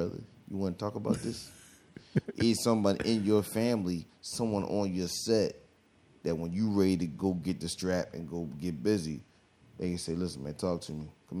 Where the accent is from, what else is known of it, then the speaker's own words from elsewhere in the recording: Philadelphia, Pennsylvania, United States; I'm from Philly